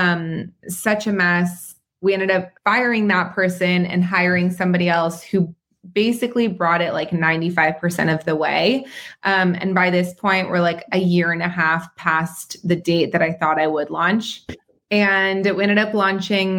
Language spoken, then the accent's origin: English; Southern California, United States; also born or lived in Israel / North Carolina; I was born in Israel and moved to California when I was about 3 years old